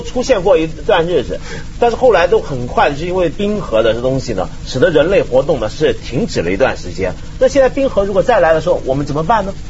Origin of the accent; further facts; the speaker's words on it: Guangdong, China; 我们广东人